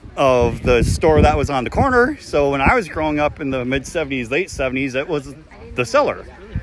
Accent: Greenfield, Massachusetts, United States; now in Gill, United States; I'm originally from Greenfield. I now live in Gill.

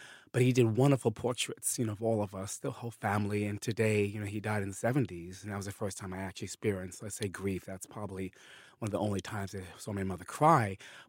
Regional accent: Bronx, New York, United States; also born or lived in East Africa; I grew up in the Bronx for most of my life. I did live in East Africa in the mid-70s after my parents' divorce.

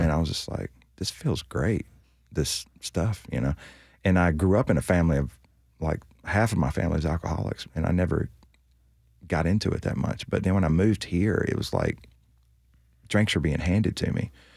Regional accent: North Carolina, United States; moved away as an adult; now in Nashville, United States; a girl in my hometown in North Carolina

